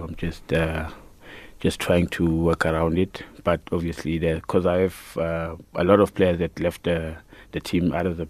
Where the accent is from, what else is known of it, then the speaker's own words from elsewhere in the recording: Annadale, Gauteng, South Africa; also born or lived in Soweto; Actually, I was born in Soweto. Right. And then I moved from Soweto to Annadale. That's where I grew up.